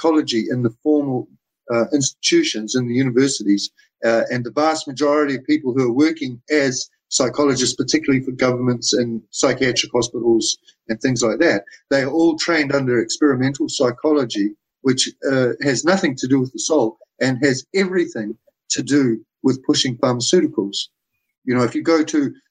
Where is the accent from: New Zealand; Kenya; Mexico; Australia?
New Zealand; I come from New Zealand